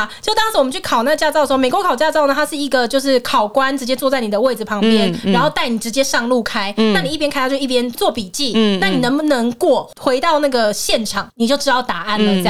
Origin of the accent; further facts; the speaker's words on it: Taiwan; 我们台湾这边